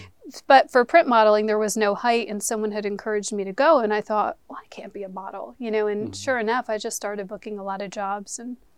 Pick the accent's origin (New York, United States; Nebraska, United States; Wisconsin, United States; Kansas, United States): New York, United States; Yes, I'm from New York.